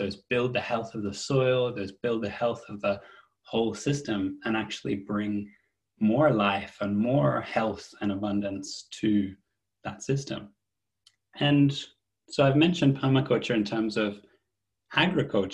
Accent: Australia; moved away as an adult; now in United Kingdom; I'm from Australia originally, and so I moved to the UK. I'm based in the UK now, about 12 years ago.

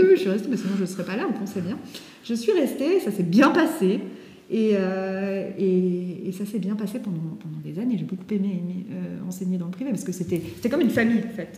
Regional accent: Valais, Switzerland; moved away as an adult; also born or lived in Geneva; now in Lausanne, Switzerland; je suis originaire du Valais

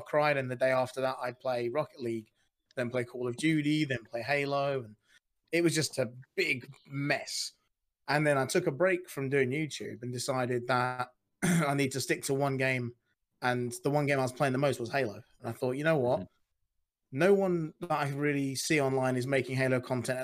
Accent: United Kingdom; I'm British

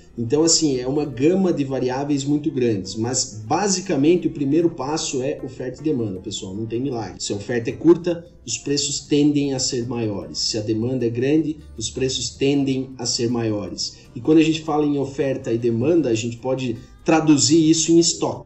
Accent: Xanxerê, Santa Catarina, Brazil; moved away as an adult; also born or lived in Lages, Brazil; now in Goiânia, Brazil; sou catarinense, sou de Xinxerê, é, eh, mas moro em Goiânia tem cerca de 10 anos

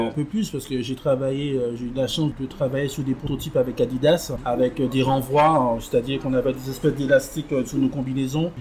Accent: Martinique; qui était un compatriote Martinique avec moi

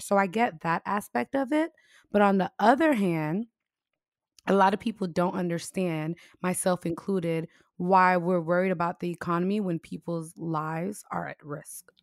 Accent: United States; the U S, we're all about freedoms and liberties

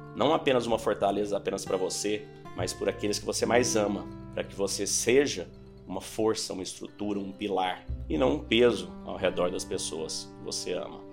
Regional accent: Santos, São Paulo, Brazil; eu sou de Santo São Paulo

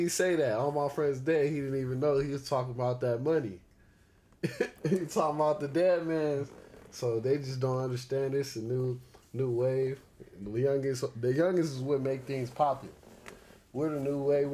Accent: Victorville, California, United States; moved away as an adult; also born or lived in Duarte, California; now in Arizona, United States; I'm from Duarte, but I grew up in Victorville, most of the IE. Grew up in IE. Right now I'm in Arizona

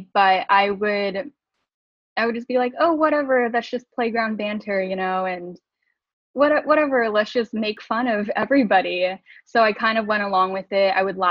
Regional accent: Southern California, United States; first language Mandarin and English; I grew up in Southern California. So there is quite a bit of diversity there. But as a little Asian kid

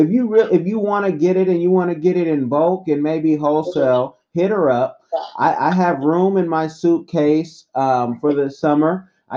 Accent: Oakland, California, United States; And I'm from Oconda. I don't know if you know where that is. Oconda is East Oakland

